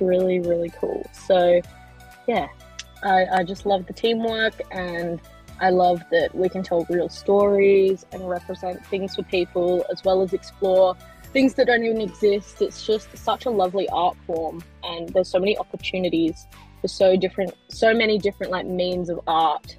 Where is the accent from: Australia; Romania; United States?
Australia; Perth, Western Australia; I am a filmmaker from Perth, Australia.